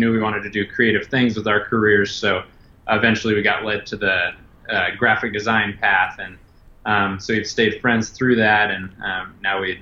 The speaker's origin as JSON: {"language": "English", "town": "Omaha", "region": "Nebraska", "country": "United States", "tie": "born or raised there", "said": "I've born and raised in Omaha"}